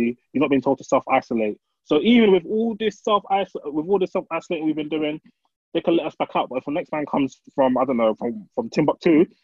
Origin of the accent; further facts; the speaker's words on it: Nigeria; now in United Kingdom; I'm Nigerian